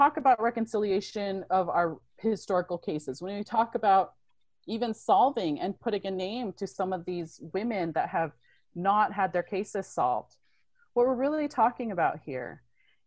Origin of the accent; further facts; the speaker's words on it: Toppenish, Washington, United States; I grew up on the Yakima Nation Reservation. I went to Toppenish Middle School